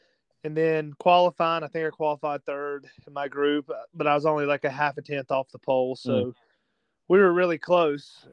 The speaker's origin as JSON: {"language": "English", "area": "near Cherokee Speedway", "region": "South Carolina", "country": "United States", "tie": "born or raised there", "said": "my hometown crowd, even though I grew up, you know, 45, 50 minutes up the road. I grew up at Cherokee Speedway"}